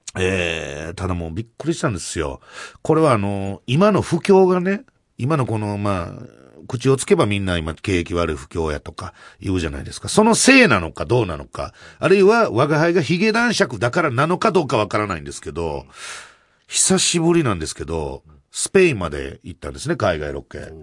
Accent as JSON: {"language": "Japanese", "region": "Kansai", "country": "Japan", "accent": "Kansai-ben"}